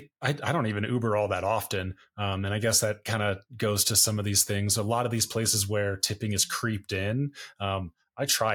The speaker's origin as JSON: {"language": "English", "country": "United States", "said": "As an American"}